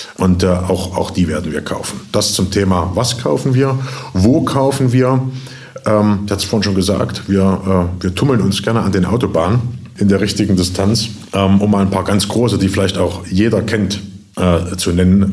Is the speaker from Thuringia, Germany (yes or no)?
yes; Jena, Thuringia, Germany; also born or lived in Berlin; bin zurückgezogen in meine Heimatstadt Jena